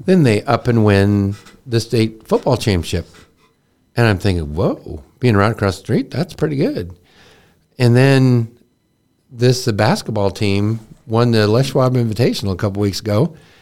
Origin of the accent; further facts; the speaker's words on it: Texas, United States; I was born in Texas the same year as the Dallas Cowboys